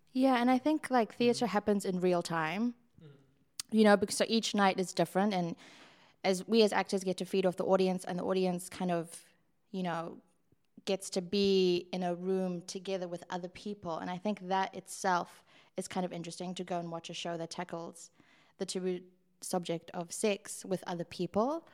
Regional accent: South Africa; moved away; I grew up in a Western country, I grew up here and in South Africa.

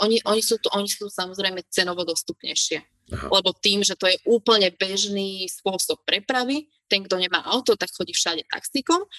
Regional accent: Slovakia; moved away as an adult; now in Kuwait; už som tu teda zostala ako Slovenka jediná

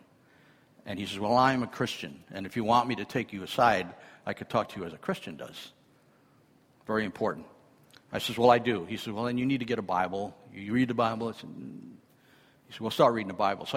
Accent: New York City, New York, United States; I'm from Brooklyn, New York.

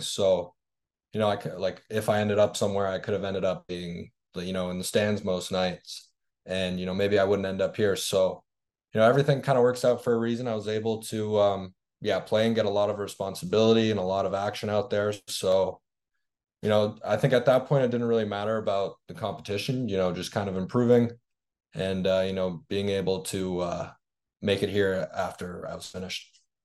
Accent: Toronto, Ontario, Canada; I'm from Toronto

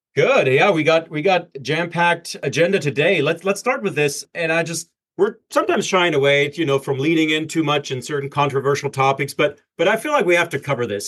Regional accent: Germany; as a german

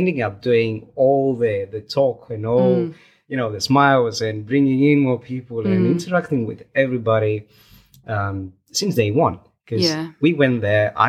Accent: Greece; now in United Kingdom; we are from Greece.

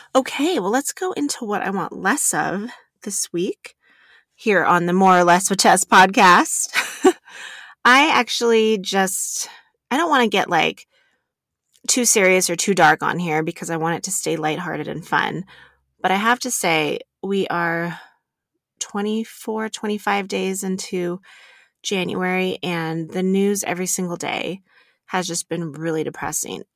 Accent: Reno, Nevada, United States; I, I grew up here in Reno

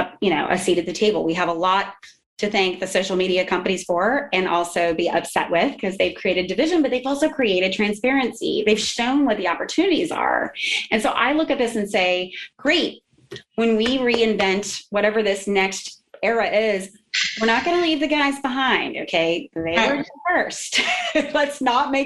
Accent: New Orleans, Louisiana, United States; now in Houston, United States; I'm actually a Louisianian. I'm from New Orleans

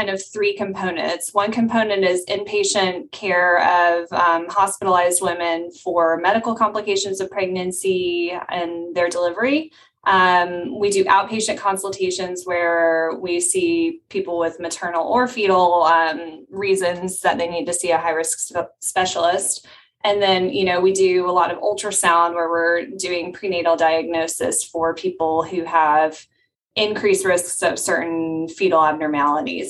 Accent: Alabama, United States; moved away as an adult; also born or lived in North Carolina / St. Louis, Missouri; now in New Orleans, United States; I grew up in Alabama

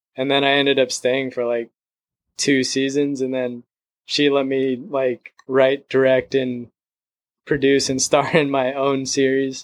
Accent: San Diego, California, United States; moved away as an adult; now in Los Angeles, United States; I was born and raised in San Diego.

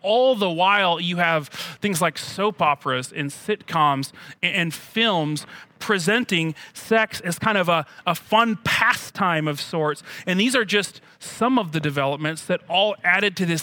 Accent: United States; as an American

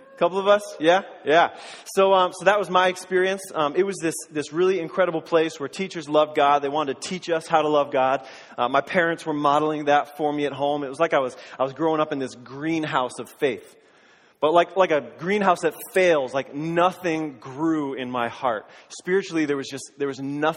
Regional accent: Springfield, Massachusetts, United States; I grew up in Western Massachusetts, in the Springfield area, in Springfield for the first 10 or 15 years, and then in the surrounding towns of Springfield

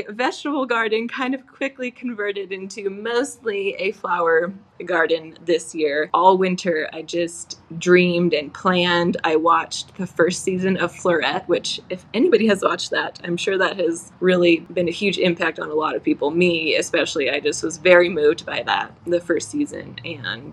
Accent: Idaho, United States; I'm from Idaho

